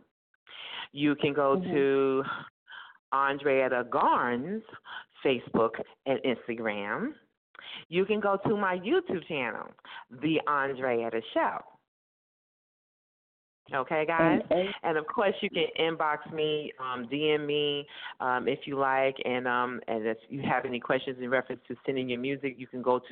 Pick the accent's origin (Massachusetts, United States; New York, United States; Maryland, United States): New York, United States; New York City; I'm a girl from Brooklyn, Brownsville